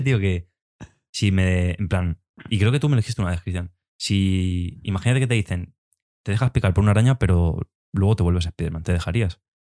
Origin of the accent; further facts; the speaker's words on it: Spain; nosotros, por ejemplo, somos españoles, hablamos español